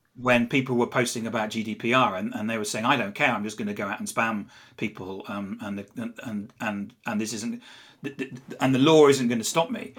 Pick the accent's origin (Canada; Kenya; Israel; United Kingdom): United Kingdom; England; accent: English; I'm English. You can probably tell from my accent. I'm not from around here.